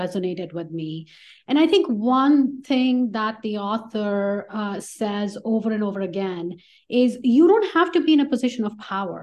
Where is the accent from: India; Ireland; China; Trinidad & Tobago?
India; moved away as an adult; now in United States; I am an immigrant to the US. I grew up in India and I did my bachelor's in engineering in India.